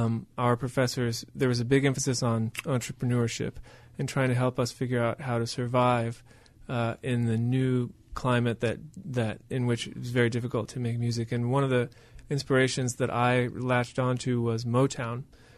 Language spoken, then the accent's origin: English; Venezuela; I grew up with tribes in Venezuela. My parents were doctors to a particular tribe called the Yupa tribe.